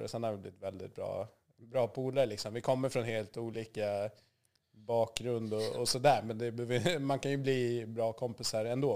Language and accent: Swedish; Gotland, Sweden; also born or lived in Zambia; Jag var fem år när vi flyttade, så jag är ju uppväxt i Sverige.